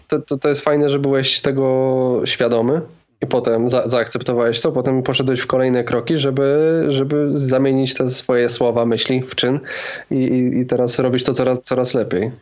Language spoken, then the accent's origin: Polish; Zakopane, Lesser Poland, Poland; moved away; ja pochodzę z takiej no, mniejszej miejscowości, 20 parę tysięcy mieszkańców, Zakopane, a teraz przeprowadziłem się do większego miasta